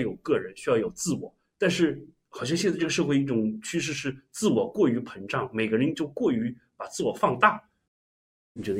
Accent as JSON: {"language": "Chinese", "region": "Jiangnan", "country": "China", "said": "我们只有遇到北方人才知道我们是江南人，"}